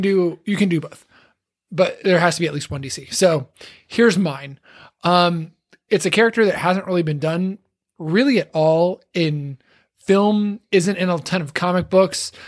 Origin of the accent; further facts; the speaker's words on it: Texas, United States; when I grew up in Texas, I grew up in a, what is now a, an incredibly suburban town